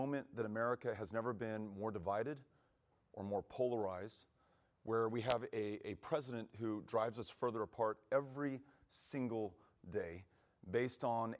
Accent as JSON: {"language": "English", "town": "El Paso", "region": "Texas", "country": "United States", "tie": "born or raised there", "said": "my hometown of El Paso, Texas"}